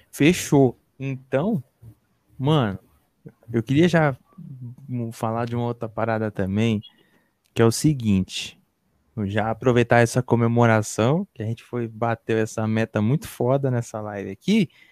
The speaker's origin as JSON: {"language": "Portuguese", "region": "São Paulo", "country": "Brazil", "said": "Eu sou aqui da ZN. Cachoeirinha, Brasilândia"}